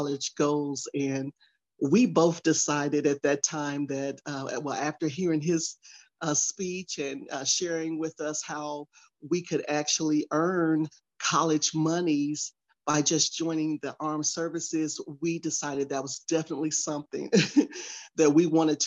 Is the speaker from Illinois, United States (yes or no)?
yes; Chicago, Illinois, United States; moved away as an adult; I'm originally from Chicago, Illinois